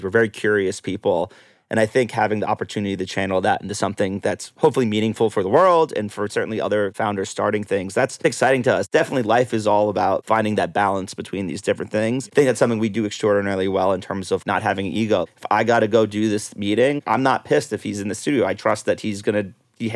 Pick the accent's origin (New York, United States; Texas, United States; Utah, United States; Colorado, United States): New York, United States; now in Los Angeles, United States; I'm from New York originally, and I finally have a place back there